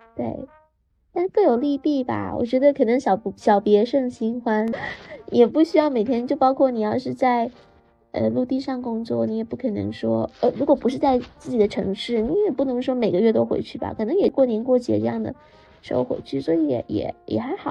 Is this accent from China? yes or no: yes; China